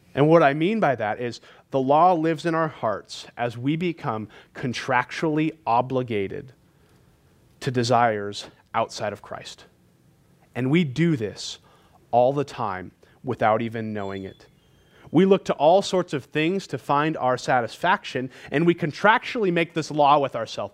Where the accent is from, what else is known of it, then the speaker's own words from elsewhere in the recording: California, United States; now in Montana, United States; I'm from California